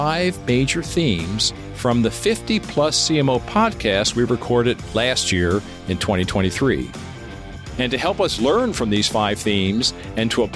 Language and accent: English; Lancaster, Pennsylvania, United States; my hometown of Lancaster, Pennsylvania